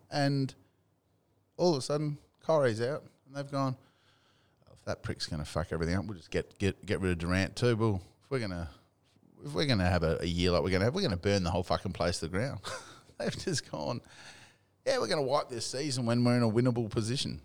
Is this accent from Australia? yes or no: yes; Australia; I'm Australian